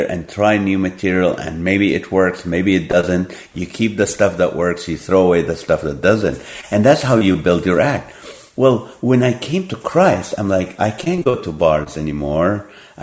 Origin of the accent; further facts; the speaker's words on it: Kuwait; moved away; also born or lived in Nazareth, Israel / Hollywood; I was born in the Holy Land. I grew up in Kuwait.